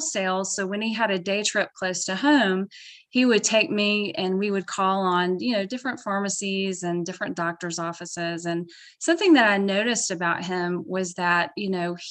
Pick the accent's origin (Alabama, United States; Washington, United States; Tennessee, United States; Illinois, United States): Alabama, United States; Birmingham; I'm from South Alabama. I actually grew up on the outskirts of Birmingham